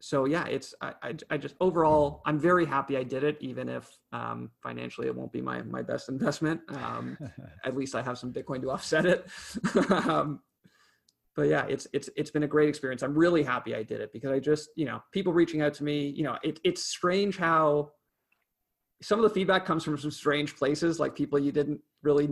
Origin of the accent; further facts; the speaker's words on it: Canada; as a Canadian